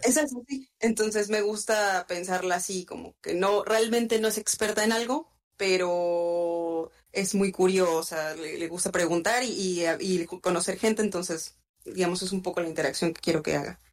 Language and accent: Spanish; Morelos, Mexico; now in Cancún, Mexico; Yo soy de un lugar llamado Morelos, que está en el centro de México, pero ahora radico en Cancún, Quintana Roo